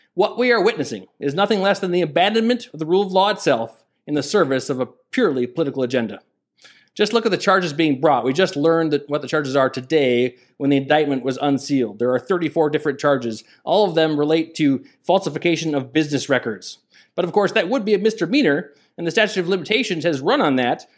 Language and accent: English; Minnesota, United States; my home state of Minnesota